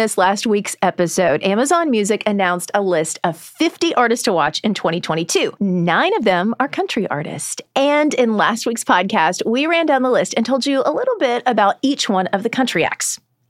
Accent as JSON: {"language": "English", "region": "Indiana", "country": "United States", "tie": "born or raised there", "moved": "yes"}